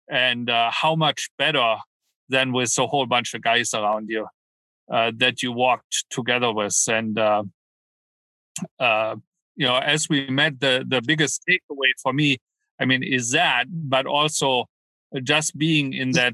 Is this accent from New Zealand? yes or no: no; Canada; also born or lived in Germany; Well, way back when. I'm Canadian.